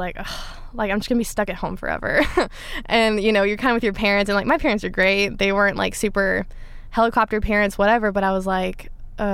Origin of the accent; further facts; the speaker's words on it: Dallas, Texas, United States; moved away as an adult; now in Nashville, United States; I was raised in Dallas. I grew up in Dallas